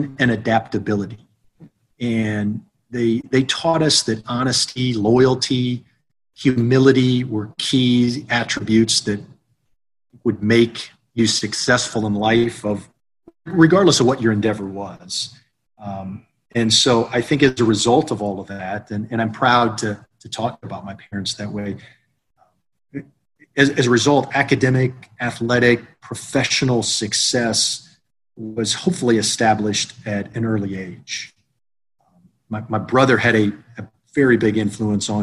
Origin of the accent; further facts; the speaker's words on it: Tallmadge, Ohio, United States; I was born and raised in a small town in Northeast Ohio, a suburb of Akron, Talmadge, Ohio.